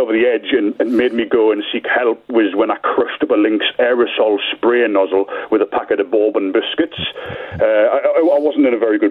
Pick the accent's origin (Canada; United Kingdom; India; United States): United Kingdom; Newcastle upon Tyne, North East England; I am from Newcastle, and today I will be identifying myself as a Geordie Magpie.